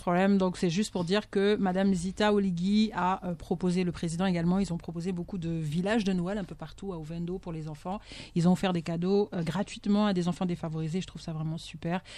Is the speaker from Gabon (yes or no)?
yes; Bitam, Woleu-Ntem, Gabon; moi je suis de Bitam